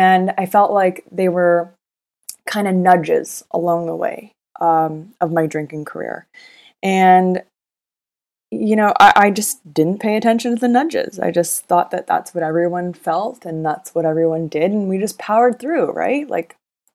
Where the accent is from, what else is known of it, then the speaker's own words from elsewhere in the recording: Vancouver, British Columbia, Canada; moved away as an adult; also born or lived in Los Angeles, United States; I grew up in Vancouver, but I spent most of my young adult life living in LA.